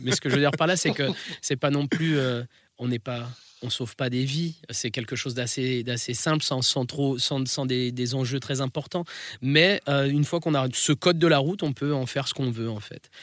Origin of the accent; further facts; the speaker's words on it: France; also born or lived in Italy; je suis rital. C'est-à-dire que j'ai un pied en France